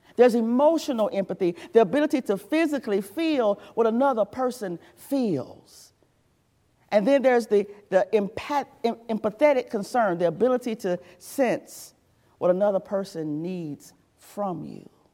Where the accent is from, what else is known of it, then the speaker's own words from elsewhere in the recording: the South, United States; also born or lived in Georgia / South Carolina / North Carolina; now in Virginia, United States; I was raised in the South. I'm a Southerner. I'm unapologetically a Southerner